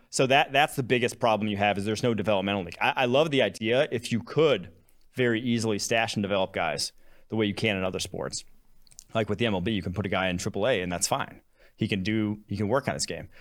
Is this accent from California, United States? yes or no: no; Champaign, Illinois, United States; also born or lived in Milwaukee, Wisconsin; I was born in Milwaukee, Wisconsin. I grew up Packers, Badgers, Bucks, Brewers. fan, all Wisconsin sports. Um, grew up, lived there till I was six, moved to cities just outside of Champaign, Illinois